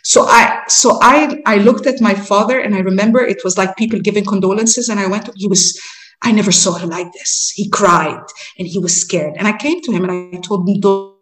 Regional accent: Egypt; We're traveling from Egypt, young delegation from Egypt, from our university

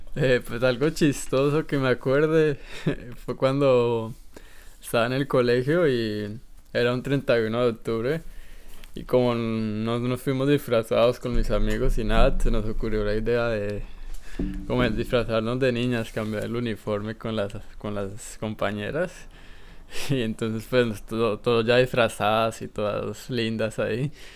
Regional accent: Colombia; moved away; Cuando estaba en mi país

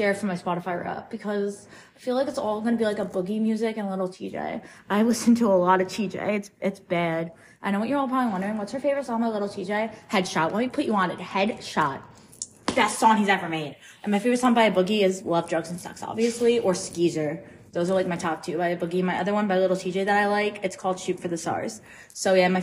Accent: Northport, New York, United States; moved away; I'm going to be home in Long Island for a week for Thanksgiving. I'm going back to Northport

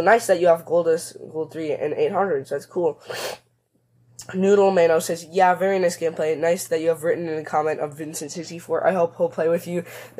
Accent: Germany; English is a second language; I hope this English was not too bad, because I'm from Germany.

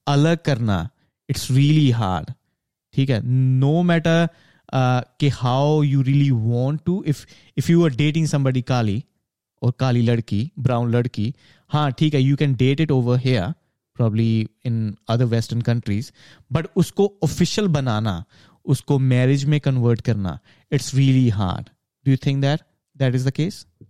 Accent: Punjab, India; moved away as an adult; मैं पंजाब से आता हूँ

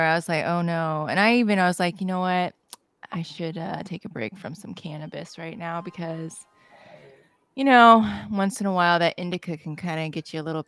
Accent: Punxsutawney, Pennsylvania, United States; moved away as an adult; now in Southern California, United States; I'm from Pennsylvania, in the middle of nowhere

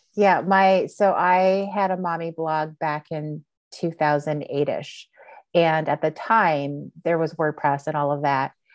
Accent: Montreal, Quebec, Canada; moved away; I was born and raised in Montreal, Canada

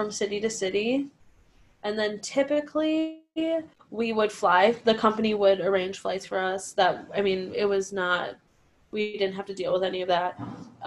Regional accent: Cleveland, Ohio, United States; now in New York City, United States; I'm from Cleveland

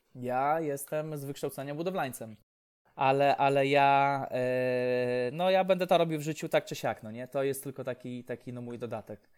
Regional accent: Łomża, Podlaskie Voivodeship, Poland; u mnie w Łomży

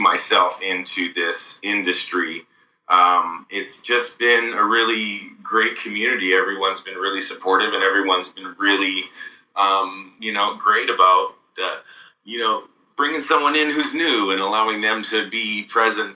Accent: Victoria, British Columbia, Canada; We were involved in a program where we were growing up in Victoria called the PACE Musicals

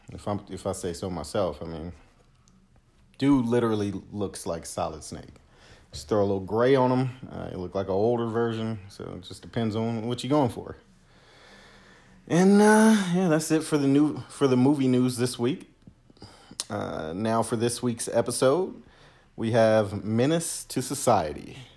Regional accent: Los Angeles, California, United States; I grew up in Southwest

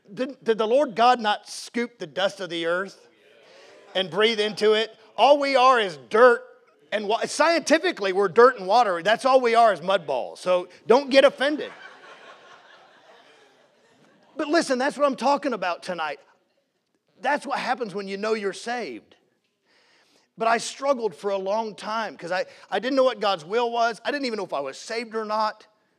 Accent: Seattle, Washington, United States; born there; Mom and dad grew up in the Northwest. That's where I was born in Seattle.

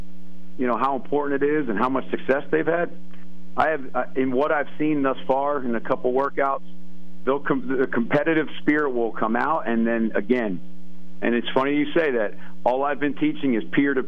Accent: Albany, New York, United States; When I was born in Albany, New York, my father was the head coach at Siena.

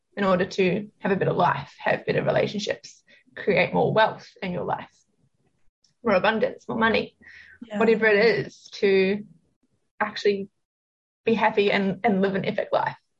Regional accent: New Zealand; moved away as an adult; also born or lived in Sydney, Australia / Melbourne, Australia; now in Gold Coast, Australia; I am actually from New Zealand. I grew up there and lived there for pretty much all of my life

